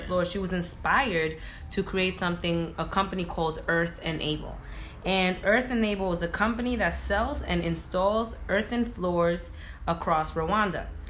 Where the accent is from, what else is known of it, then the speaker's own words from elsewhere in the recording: Providence, Rhode Island, United States; moved away as an adult; also born or lived in Boston; now in New York City, United States; I was born and raised in Providence, Rhode Island